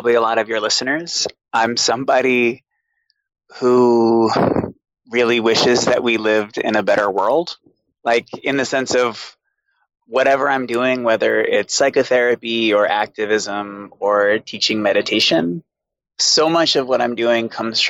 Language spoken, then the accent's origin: English; Boston, Massachusetts, United States; also born or lived in Alstead, New Hampshire; I grew up in Boston with a single alcoholic mother.